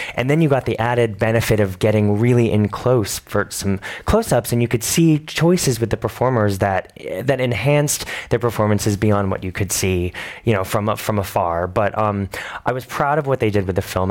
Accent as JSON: {"language": "English", "town": "New York City", "region": "New York", "country": "United States", "tie": "born or raised there", "said": "I moved to New York when I was nine. I lived there since then."}